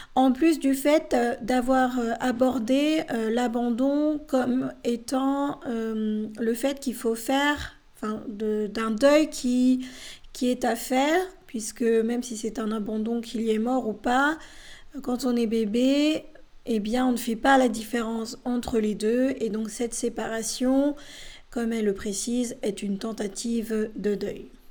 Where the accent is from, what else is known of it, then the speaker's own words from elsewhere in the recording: France; also born or lived in Bolivia; je suis française mais j'ai été adoptée à l'âge de 13 mois. Je suis née en Bolivie.